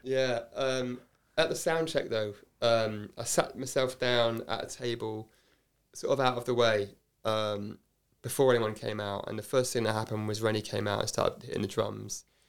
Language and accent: English; Oxford, South East England, United Kingdom; also born or lived in Cardiff, Wales; I grew up in a suburb called Headington.